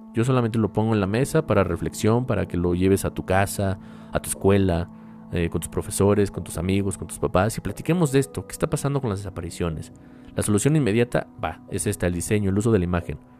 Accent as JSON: {"language": "Spanish", "country": "Mexico", "said": "mi país"}